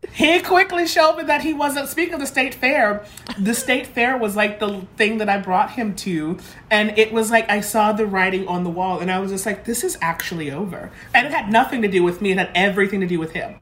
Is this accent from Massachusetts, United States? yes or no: yes; Lynn, Massachusetts, United States; I'm from the North Shore